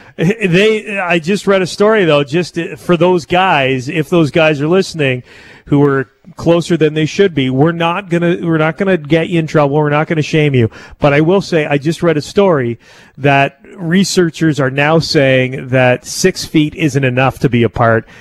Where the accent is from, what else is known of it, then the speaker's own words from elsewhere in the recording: Canada; a Canadian